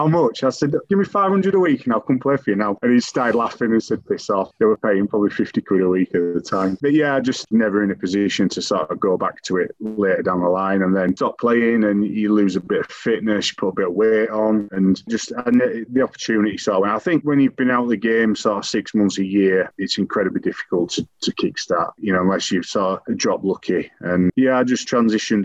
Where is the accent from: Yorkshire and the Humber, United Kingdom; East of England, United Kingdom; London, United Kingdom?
Yorkshire and the Humber, United Kingdom; Riccall; I'm actually from Rickle